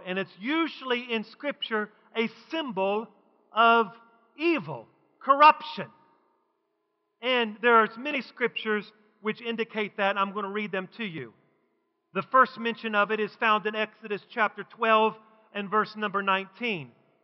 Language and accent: English; West Virginia, United States; when I was growing up in West Virginia